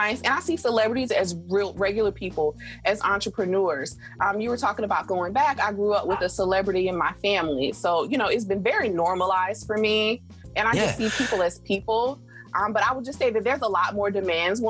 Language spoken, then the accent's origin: English; South Carolina, United States; moved away; I'm from South Carolina originally